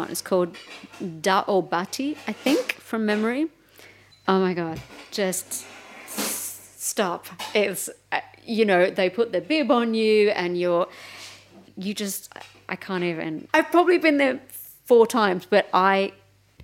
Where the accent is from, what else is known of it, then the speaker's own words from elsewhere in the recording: Melbourne, Victoria, Australia; moved away as an adult; now in United Kingdom; I'm from Melbourne